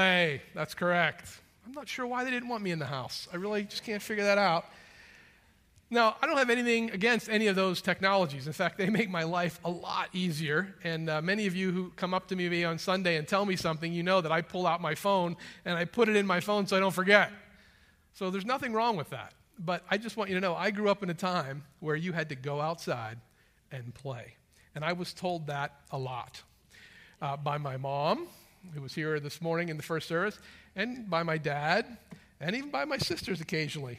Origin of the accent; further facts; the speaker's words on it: Western Pennsylvania, United States; as a boy growing up in Western Pennsylvania